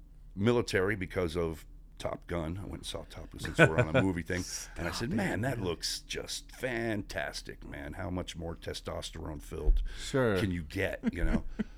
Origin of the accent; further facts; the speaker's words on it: Scranton, Pennsylvania, United States; I was born in Pocono region of northeast Pennsylvania, Scranton, where the TV show The Office is from, one of my favorite shows. You know, grew up in a small coal mining town